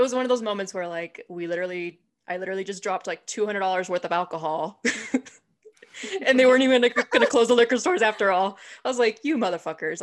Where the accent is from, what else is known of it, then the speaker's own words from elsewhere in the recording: San Diego, California, United States; moved away; I'm from San Diego, and my whole family says that everything is still pretty much closed there